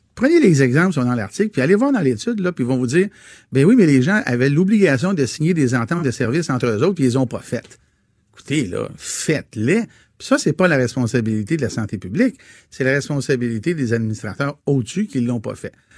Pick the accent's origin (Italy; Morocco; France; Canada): Canada; Quebec; en tant que Québécois francophone vivant au Québec